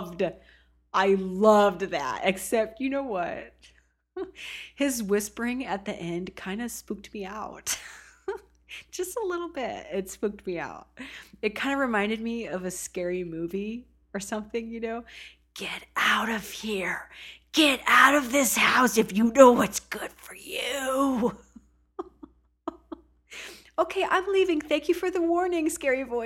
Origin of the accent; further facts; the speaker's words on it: Oregon coast, United States; I was born and raised on the Oregon coast